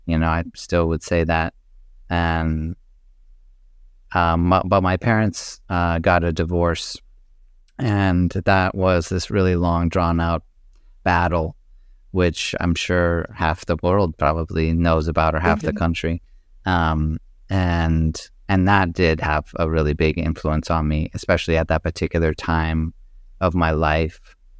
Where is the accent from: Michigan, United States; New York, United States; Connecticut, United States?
Connecticut, United States; also born or lived in Maryland / New Hampshire; I was born in Maryland. My father was in the Navy at that time, so he was stationed in Maryland. And then we moved to a farm in New Hampshire when I was just a few years old, and then ended up in Southern Connecticut